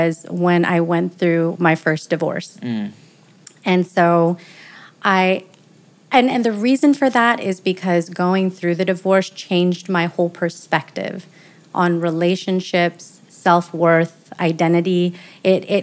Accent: the Bay Area, California, United States; now in Las Vegas, United States; I live here in Las Vegas, Nevada. I'm originally from California, the Bay Area, so not too far, neighbor state

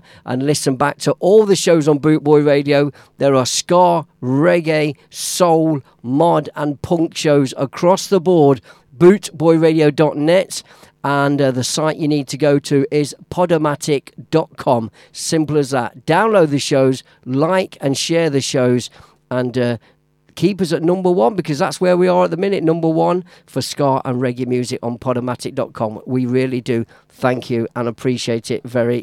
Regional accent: Leicester, East Midlands, United Kingdom; in my hometown, where … settled, Leicester Town

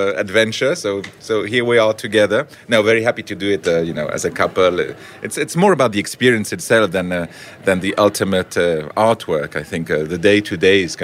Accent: Geneva, Switzerland; moved away as an adult; now in Herzliya, Israel; we're originally from Geneva, Switzerland

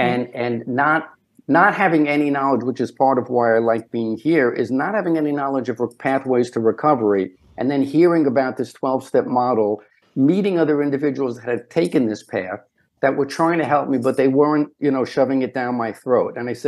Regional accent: Brooklyn, New York, United States; I grew up in Brownsville, Brooklyn, which was a tough area.

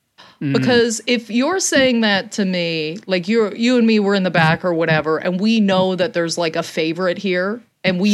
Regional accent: Canada; as a Canadian

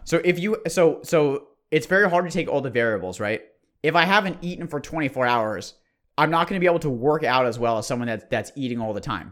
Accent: Bay Area, California, United States; We're from the Bay Area

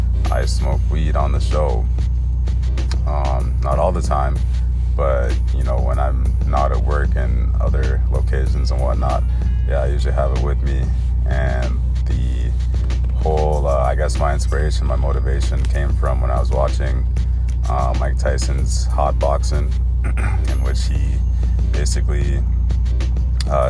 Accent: Cairo Governorate, Egypt; I come from Africa, obviously, right? I'm a black person. And I was born in Egypt, Cairo

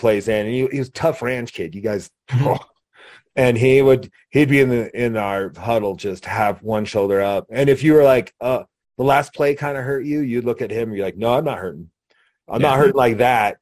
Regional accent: Laramie, Wyoming, United States; I was from Laramie

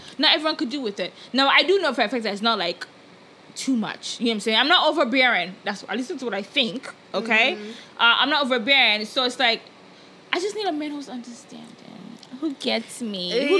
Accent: Nigeria; moved away; as a Nigerian who grew up in Nigeria and comes to a whole nother culture

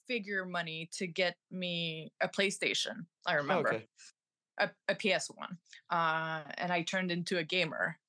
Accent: Montreal, Quebec, Canada; I'm from Montreal

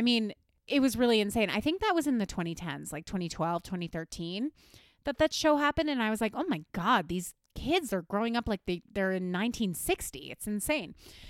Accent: West Virginia, United States; I grew up in West Virginia, currently the third fattest state in America.

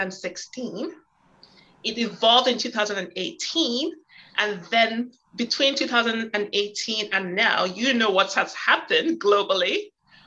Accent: Canada; I'm Canadian

